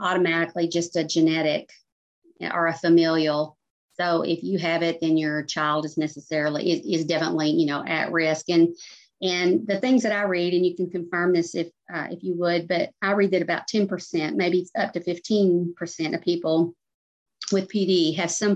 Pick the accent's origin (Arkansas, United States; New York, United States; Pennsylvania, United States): Arkansas, United States; I lived in an area growing up in Arkansas